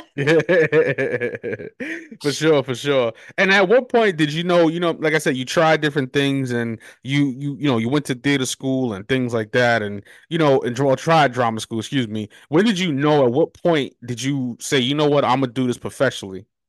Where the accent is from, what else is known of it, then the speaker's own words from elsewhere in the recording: New York, United States; now in Charlotte, United States; I'm from New York